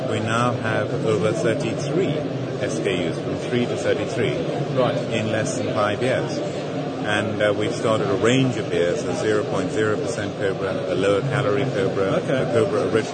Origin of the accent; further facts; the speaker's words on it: India; moved away as an adult; now in United Kingdom; when I came as a student from India